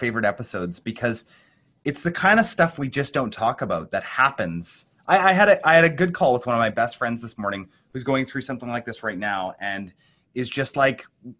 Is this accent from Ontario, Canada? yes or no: no; British Columbia, Canada; I'm Canadian, so I look down to America, like I can see right there.